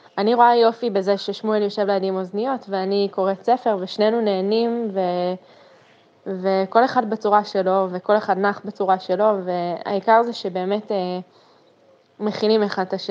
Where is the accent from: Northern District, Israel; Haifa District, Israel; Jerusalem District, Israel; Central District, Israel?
Jerusalem District, Israel; Jerusalem; בת 33, גדלתי ברמות.